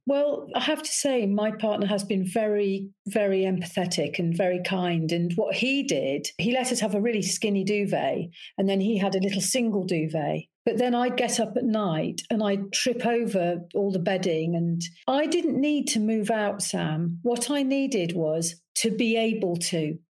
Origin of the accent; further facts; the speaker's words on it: Leicester, East Midlands, United Kingdom; moved away as an adult; I come from the Midlands